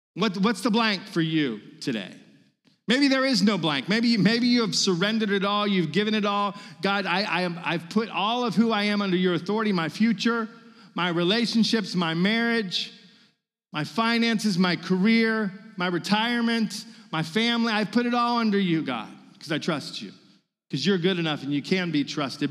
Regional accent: Virginia, United States; moved away as an adult; now in Mississippi, United States

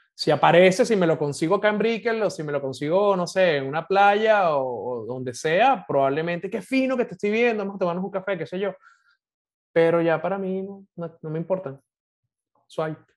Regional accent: Caracas, Capital District, Venezuela; Yo crecí en el oeste de Caracas, yo soy de Montalbán

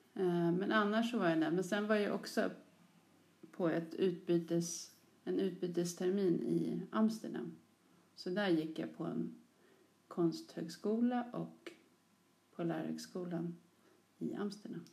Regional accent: Sollentuna, Stockholm County, Sweden; Jag är uppväxt i Sollentuna, precis som du, men längre norrut. Något som heter Törnskogen

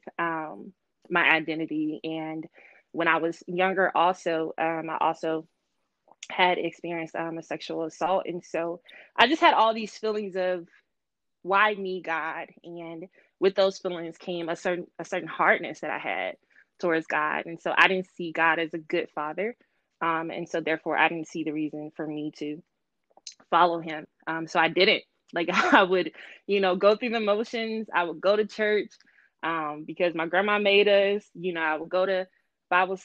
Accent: Mississippi, United States; moved away as an adult; now in Washington, D.C., United States; I'm from Mississippi, or as we say, Mississippi, from the South

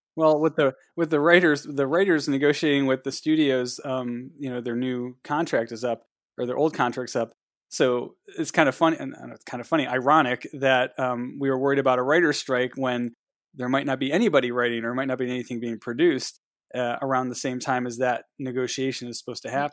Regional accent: Ohio, United States; I'm from Ohio

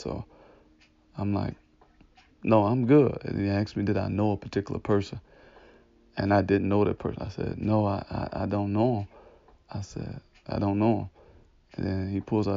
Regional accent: Detroit, Michigan, United States; I was born and raised in Detroit, Michigan, right around like 7 Mile, Losser, they say Lasher, but Losser area

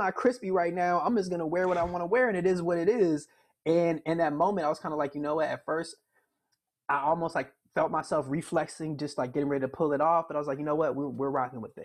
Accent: Miami, Florida, United States; moved away as an adult; now in Chicago, United States; growing up in Miami

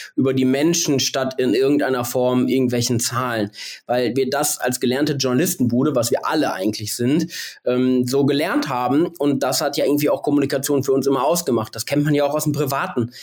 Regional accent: Bielefeld, North Rhine-Westphalia, Germany; die ist wie ich aus Bielefeld

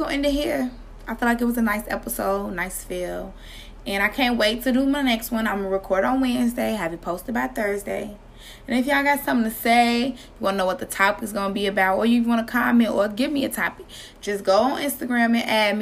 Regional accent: Chicago, Illinois, United States; I'm from the West Side

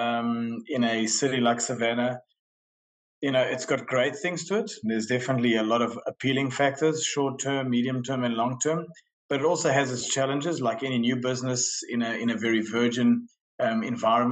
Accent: Centro, Portugal; moved away; I was brought up in Portugal in a small town, small village right in the middle of the country. I arrived there, without parents

